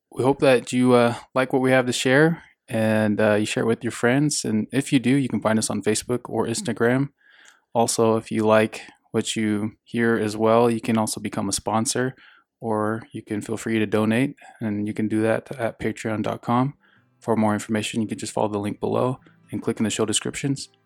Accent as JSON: {"language": "English", "area": "Cheyenne River Sioux Reservation", "region": "South Dakota", "country": "United States", "tie": "born or raised there", "moved": "yes", "lives_now": "Utah, United States", "said": "I grew up on the Cheyenne River Sioux Reservation in South Dakota"}